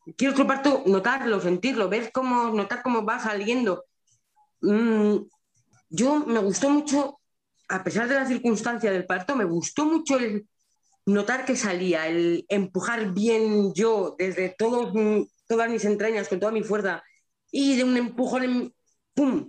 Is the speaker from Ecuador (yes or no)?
no; La Rioja, Spain; yo soy de La Rioja